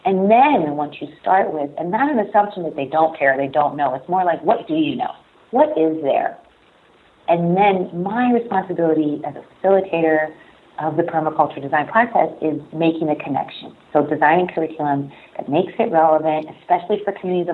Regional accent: Farrell, Pennsylvania, United States; moved away; my hometown of Farrell, Pennsylvania

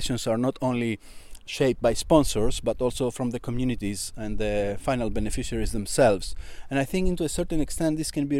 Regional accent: Alexandroupoli, Eastern Macedonia and Thrace, Greece; here in my hometown in Alexandroupoli, which is right next to my village

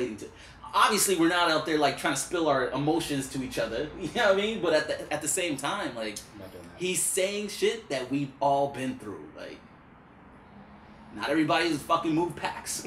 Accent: New York City, New York, United States; I'm from Brooklyn

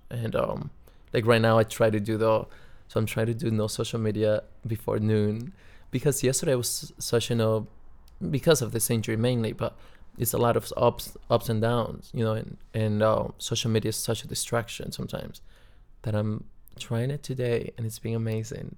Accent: Cuba; moved away; I'm from Cuba

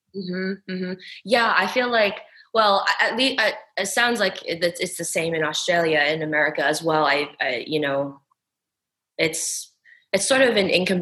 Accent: United States; I'm completely American

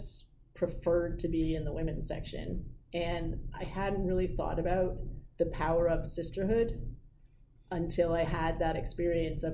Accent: New York City, New York, United States; I grew up in New York City

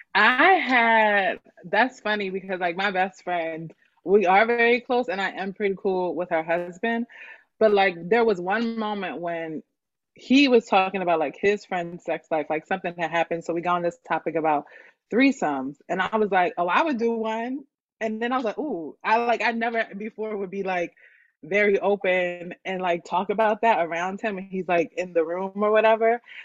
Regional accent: Broomall, Pennsylvania, United States; also born or lived in Bryn Mawr, Pennsylvania; I grew up in Broomall, PA, which is like outside of Philly, but I was actually born in Bryn Mawr

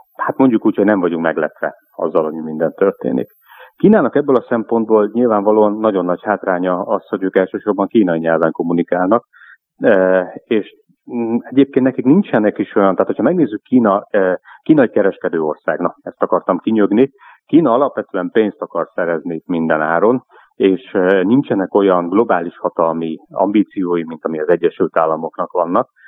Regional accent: Hungary

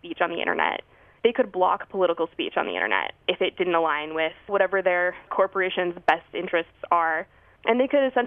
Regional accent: Albuquerque, New Mexico, United States; now in Washington, D.C., United States; I'm originally from Albuquerque, New Mexico

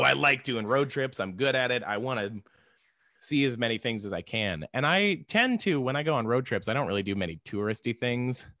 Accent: Florida, United States; now in Texas, United States; I was born in Florida

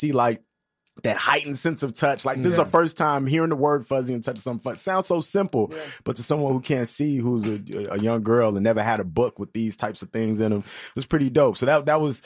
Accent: Chicago, Illinois, United States; Both my parents are from Ghana. I was born in Chicago and I'm trying to learn the language. I didn't speak it growing up.

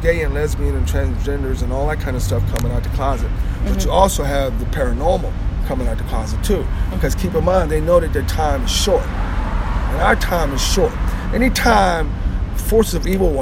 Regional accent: Arlington, Virginia, United States; I grew up in Arlington.

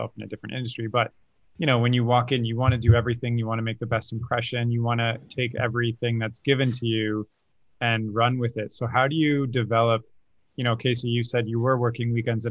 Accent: Waterloo, Ontario, Canada; my hometown of small Waterloo, where I grew up in Canada

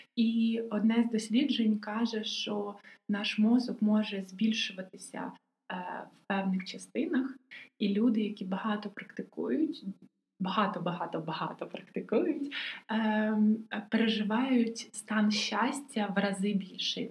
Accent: Odesa, Odesa Oblast, Ukraine; я одеситка

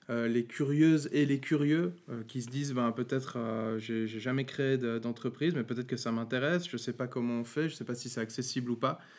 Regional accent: Valais, Switzerland; also born or lived in Vaud; moi je suis valaisan, je tiens à préciser.

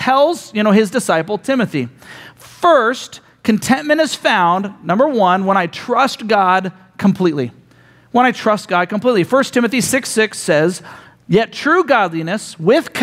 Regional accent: United States; we as Americans

